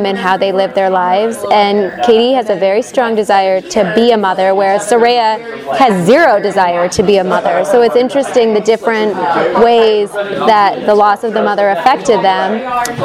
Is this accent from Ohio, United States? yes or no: yes; Toledo, Ohio, United States; now in Los Angeles, United States; I grew up in Toledo, Ohio, moved out to LA, went to UCLA